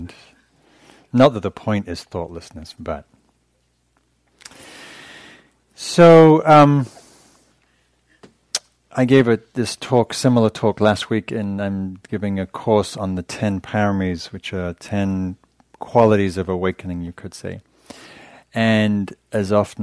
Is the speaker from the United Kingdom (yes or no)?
yes; England, United Kingdom; I'm English